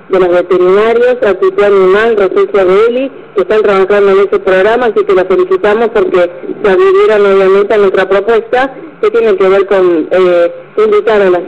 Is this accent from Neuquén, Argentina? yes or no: no; Rosario, Santa Fe, Argentina; moved away as an adult; now in Baradero, Argentina; yo soy de Rosario, estamos acá hace unos años por el trabajo de mi marido